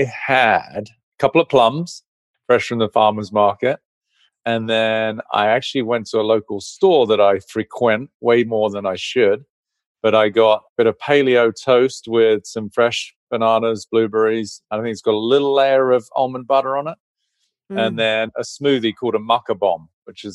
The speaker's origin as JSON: {"language": "English", "region": "England", "country": "United Kingdom", "tie": "born or raised there", "said": "I grew up in England, orphaned by 17, both parents passed"}